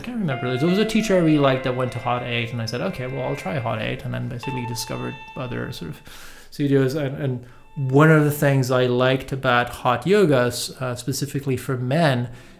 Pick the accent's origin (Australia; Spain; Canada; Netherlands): Canada; Montreal, Quebec; English is a second language; moved away as an adult; also born or lived in Italy / London, United Kingdom / Germany / France; now in Los Angeles, United States; I was born in Montreal and I grew up in Montreal